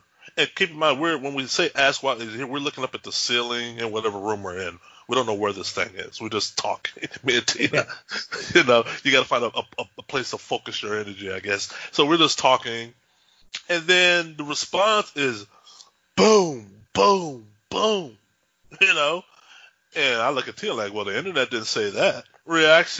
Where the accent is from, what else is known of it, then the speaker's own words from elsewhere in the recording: Texas, United States; moved away; also born or lived in Bothell, Washington; We were raised devout Christians in Texas.